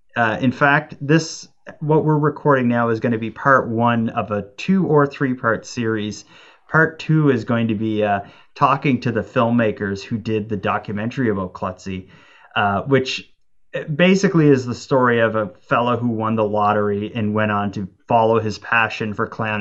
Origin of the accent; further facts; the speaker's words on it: Cape Breton, Nova Scotia, Canada; my hometown